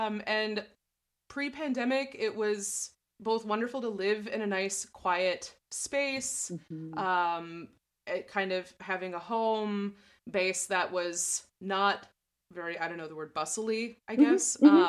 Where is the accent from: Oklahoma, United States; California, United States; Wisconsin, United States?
Wisconsin, United States; La Crosse; also born or lived in Kansas City; my partner ended up getting a job in La Crosse, Wisconsin, which is my hometown.